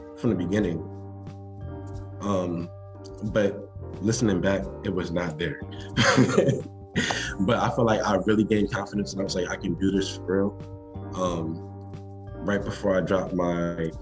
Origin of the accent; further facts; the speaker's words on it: New Jersey, United States; I'm a rapper from New Jersey, South Jersey specifically.